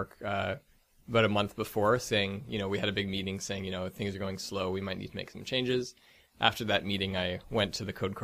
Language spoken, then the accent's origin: English; Victoria, British Columbia, Canada; now in Vancouver, Canada; I'm from Victoria, BC, so not too much of a hop away from here.